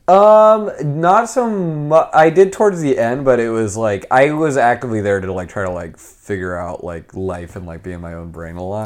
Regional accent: California, United States; accent: American; I'm from California

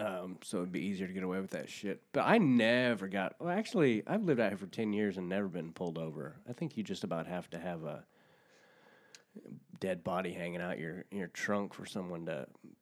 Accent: Kansas, United States; moved away; I'm from Kansas.

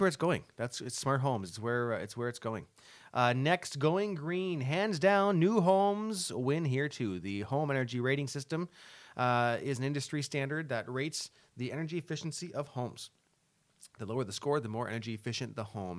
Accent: LaSalle, Ontario, Canada; I grew up in La Salle

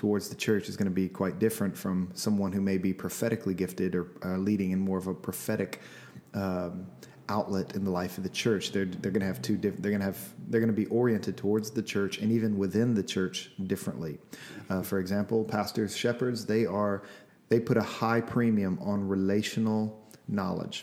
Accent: Louisiana, United States; now in Seattle, United States; I'm from Louisiana.

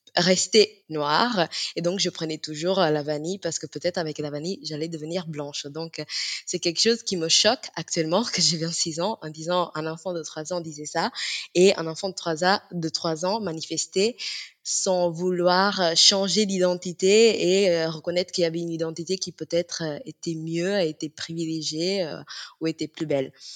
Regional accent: Italy; je suis d'origine euh, sénégalaise. J'ai grandi en Italie

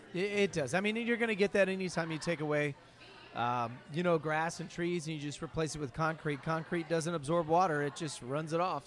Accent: Ohio, United States; moved away; also born or lived in Oregon; I'm originally from Ohio, so I'm a Midwestern kid. I grew up in the suburbs.

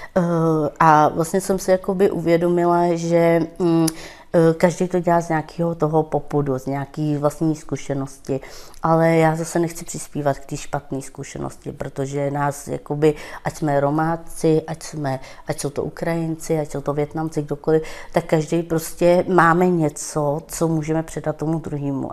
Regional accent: Stříbro, Plzeň Region, Czechia; first language Romani; Czech is a second language; also born or lived in northern Bohemia; Já jsem se tu narodila určitě ve Stříbře a bydleli jsme s našima chvilku v severních Čechách a pak vlastně jsme se vrátili sem k babi

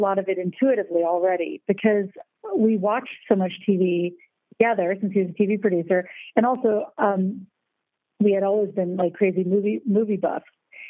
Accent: United States; now in Germany; because you have to remember, I'm American and I live in Germany

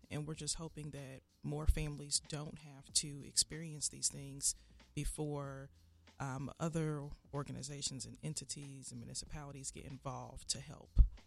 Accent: Indianapolis, Indiana, United States; I'm born and raised on the Far East Side. I went to John Marshall, went to Arlington

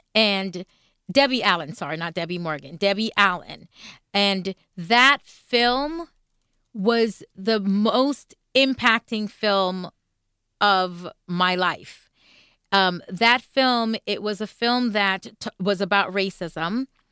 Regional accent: Jamaica; moved away; I'm coming from Jamaica where it's a, a predominantly black country

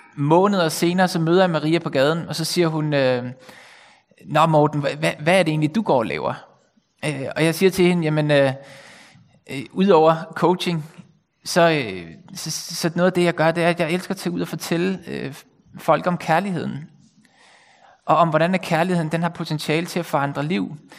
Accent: Bornholm, Capital Region of Denmark, Denmark; moved away as an adult; also born or lived in Copenhagen; now in North Zealand, Denmark; så jeg kommer selv fra Bornholm og har boet her i 20 år.

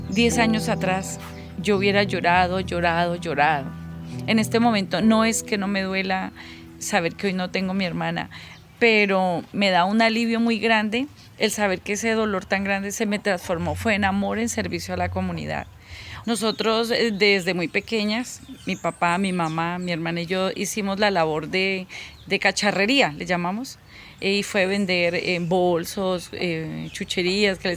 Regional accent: Huila, Colombia; tengo 48 años y soy de Huila.

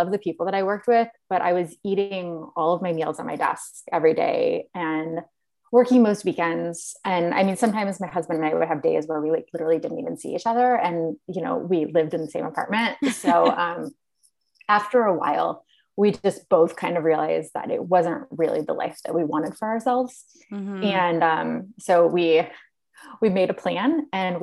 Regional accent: Illinois, United States; now in Washington, D.C., United States; I grew up in Illinois

